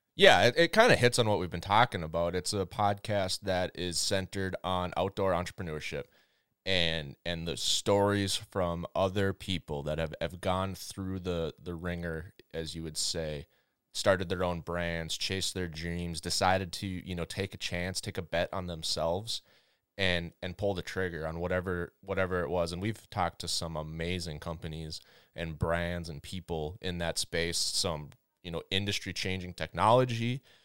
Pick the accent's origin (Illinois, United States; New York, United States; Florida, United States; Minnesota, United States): Minnesota, United States; I grew up in Minnesota